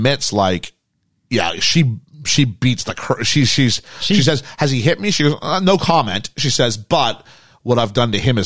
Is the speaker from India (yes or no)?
no; Canada; we're Canadian